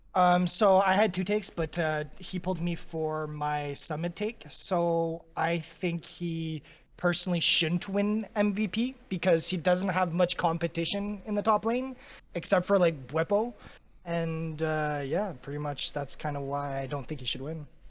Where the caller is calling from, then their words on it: Ottawa, Ontario, Canada; I'm calling from Ottawa, Canada